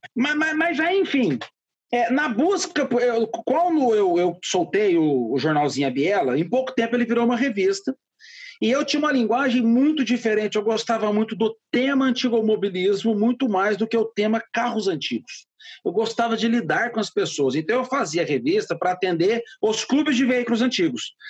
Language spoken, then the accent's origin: Portuguese; Franca, São Paulo, Brazil; also born or lived in Ribeirão Preto; sou nascido em Franca, mas eu já morava em Ribeirão Preto nessa uhum. época.